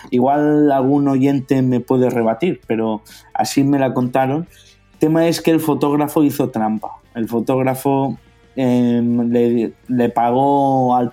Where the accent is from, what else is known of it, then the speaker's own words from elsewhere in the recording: Rosario, Santa Fe, Argentina; Y dije, eh, vengo de Rosario.